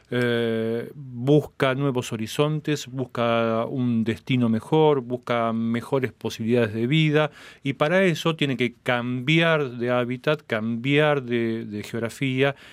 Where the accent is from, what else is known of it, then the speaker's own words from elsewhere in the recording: Cuba; soy cubano, actor, director, productor de cine cubano. Estoy de visita en Ottawa